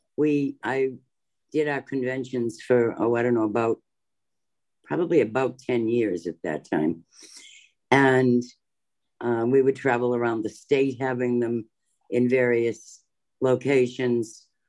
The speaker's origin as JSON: {"language": "English", "region": "Massachusetts", "country": "United States", "tie": "born or raised there", "also_born_or_lived": "Maryland", "moved": "as an adult"}